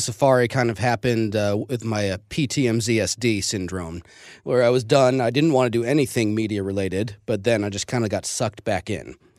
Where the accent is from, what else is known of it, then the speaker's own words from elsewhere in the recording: St. Louis, Missouri, United States; I grew up in Saint Louis